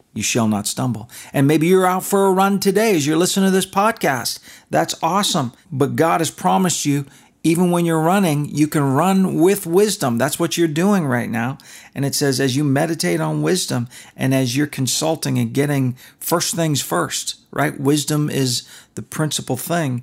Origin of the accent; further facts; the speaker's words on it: Canada; moved away; When I was a kid, we were allowed to watch hockey night in Canada. I'm Canadian